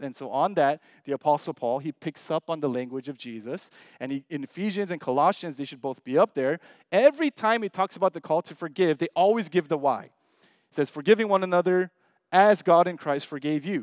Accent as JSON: {"language": "English", "country": "United States", "said": "we're Asian American, most of us."}